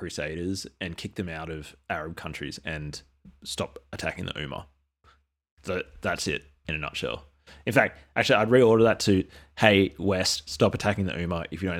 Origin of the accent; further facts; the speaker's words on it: Australia; okay, so I'm Australian Aboriginal, and some of my experiences growing up were like low-tech experiences.